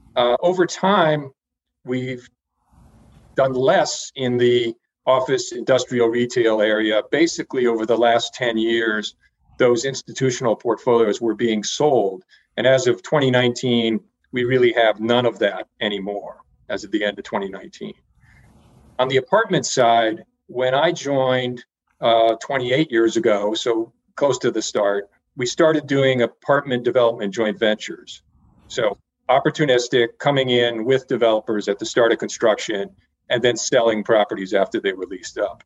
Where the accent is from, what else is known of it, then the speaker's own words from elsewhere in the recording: Connecticut, United States; moved away as an adult; also born or lived in Dallas, Texas; I live in Connecticut. This is uh, the state that I grew up